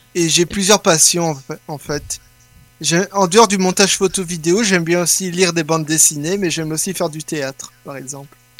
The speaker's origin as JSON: {"language": "French", "country": "Belgium", "said": "je suis belge, oui, mais je suis italien"}